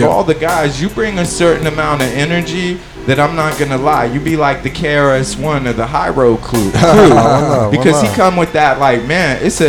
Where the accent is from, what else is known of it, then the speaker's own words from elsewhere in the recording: New York, United States; now in San Francisco Bay Area, United States; I grew up in New York